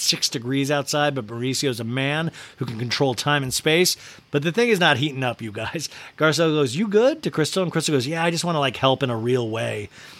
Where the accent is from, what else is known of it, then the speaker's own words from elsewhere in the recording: Bosnia & Herzegovina; when I grew up in Bosnia, we always had Ghostbusters, but they were unexperienced.